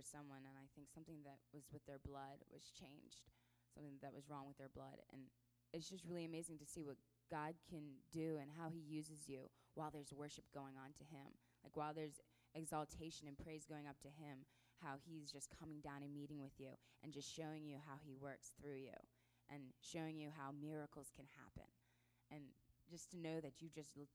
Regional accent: Maryland, United States; We are from Maryland

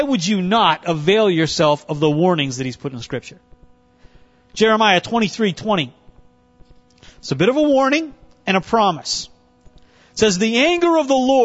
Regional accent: North Dakota, United States; now in Cincinnati, United States; I grew up in North Dakota.

